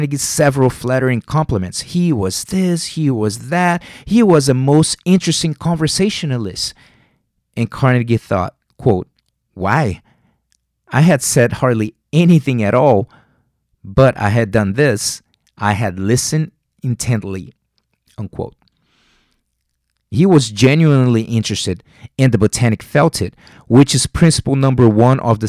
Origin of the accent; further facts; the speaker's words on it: Rio de Janeiro, Brazil; English is a second language; moved away; I'm from Rio de Janeiro, Brazil